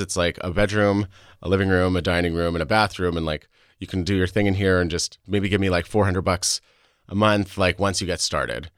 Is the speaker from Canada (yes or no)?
yes; Saskatchewan, Canada; also born or lived in Alberta; I was born in Alberta to an American father and a Canadian mother. Um, so I am a dual citizen. I grew up in Saskatchewan